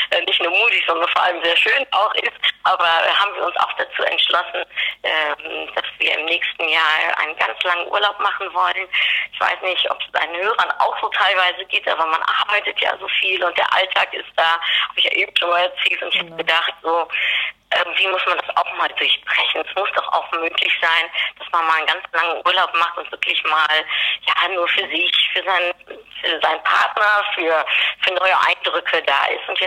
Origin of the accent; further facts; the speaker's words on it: Netherlands; ich bin Holländerin